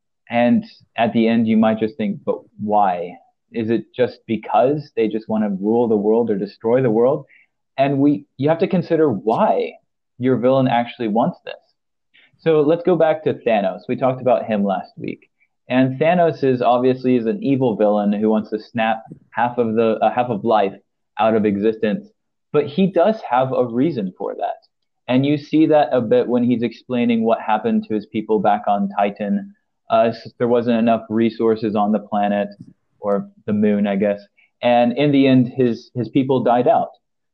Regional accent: Philippines; As a person, I grew up in the Philippines, but I'm also married to a Brit. But technically, I'm an American, even though I've only lived there a minority of my life.

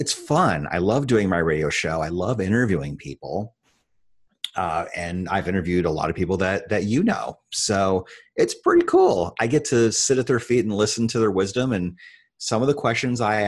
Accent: Iowa, United States; in the state that I grew up in Iowa

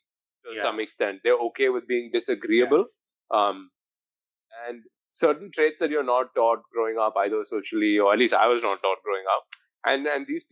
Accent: India; we're both Indian

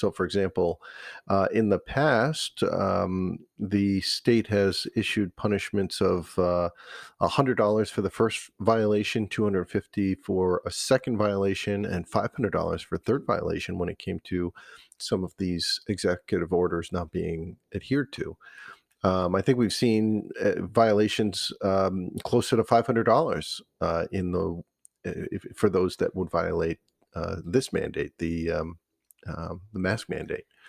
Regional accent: Cumberland, Rhode Island, United States; also born or lived in East Providence, Rhode Island / North Smithfield, Rhode Island; I grew up in Cumberland.

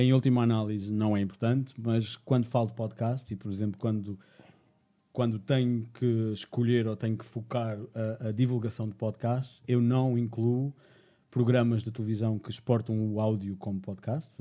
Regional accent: Madeira, Portugal; eu sou da Madeira

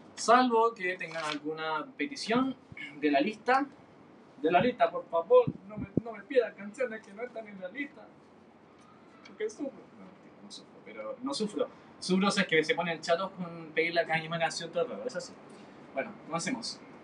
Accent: Chile; soy de Chile, eh, por eso hay bastantes carabatos, porque en Chile no hablamos español, hablamos chileno

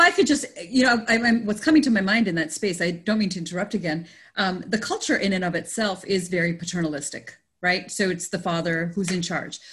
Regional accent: Canada; now in United States; I grew up in Canada, but it was still with an Indian family.

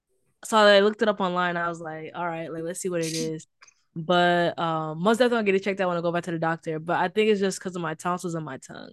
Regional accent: Houston, Texas, United States; accent: Southern; now in Chicago, United States; Born and raised in Houston, Texas, now living in Chicago

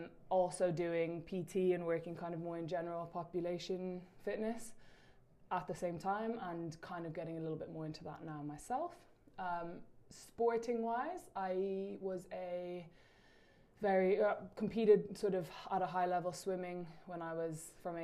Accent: Dublin, Leinster, Ireland; Cool. So I'm obviously from Dublin.

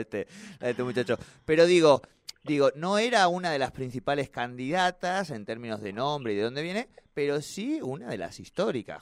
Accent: Argentina; todos los argentinos

